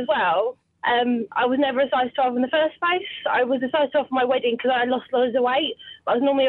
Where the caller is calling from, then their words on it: London, United Kingdom; I'm calling from North London.